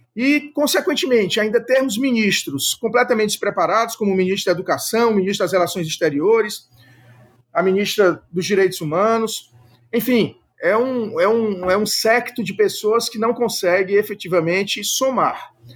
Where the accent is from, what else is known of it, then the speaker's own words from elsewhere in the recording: Ceará, Brazil; eu sou do Ceará